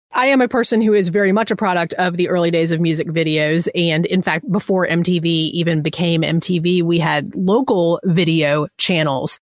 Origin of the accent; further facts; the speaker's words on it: Southeast, United States; I'm from the Southeast.